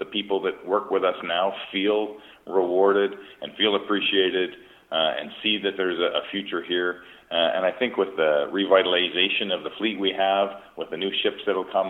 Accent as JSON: {"language": "English", "town": "Aldergrove", "region": "British Columbia", "country": "Canada", "tie": "born or raised there", "said": "when I was a young kid growing up in Alder Grove, British Columbia"}